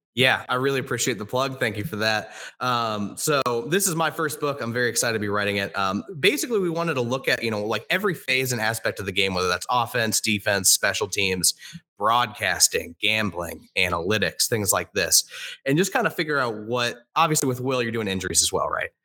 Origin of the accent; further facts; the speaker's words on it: Indianapolis, Indiana, United States; I'm from Indianapolis. I still live here